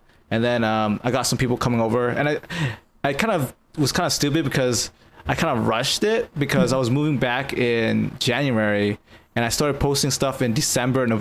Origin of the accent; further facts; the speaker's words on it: United States; also born or lived in Japan; I'm American, too